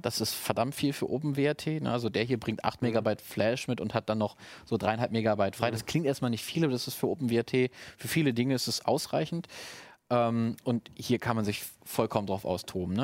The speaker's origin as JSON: {"language": "German", "country": "Germany", "said": "als Deutscher"}